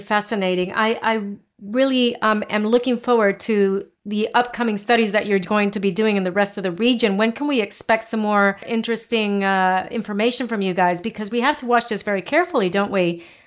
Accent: Puerto Rico; moved away; I'm from Puerto Rico originally

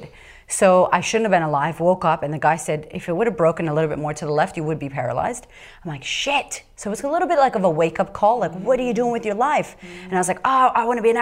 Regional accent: Boston, Massachusetts, United States; moved away as an adult; also born or lived in California / Florida; I was raised in Boston with wolves

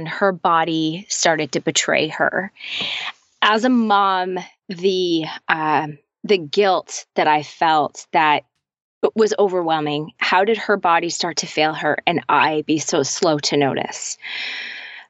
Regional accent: Canada; also born or lived in Toronto area, Canada / Nashville; I'm Canadian and we live just outside. We live in a city just outside of Toronto

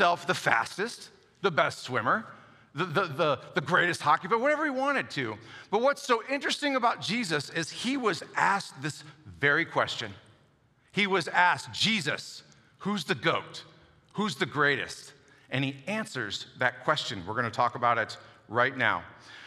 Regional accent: Buffalo, New York, United States; moved away; also born or lived in Chicago / Minnesota; I grew up in Buffalo, New York. I lived in Chicago a long time and also Minnesota

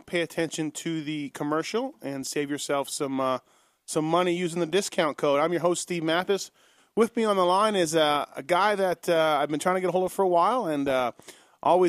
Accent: Canada; I grew up in Canada

